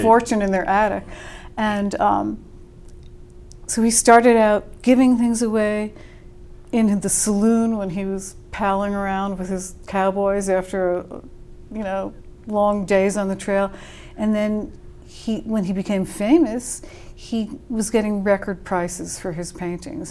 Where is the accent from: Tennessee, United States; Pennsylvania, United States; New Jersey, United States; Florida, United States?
New Jersey, United States; I'm from New Jersey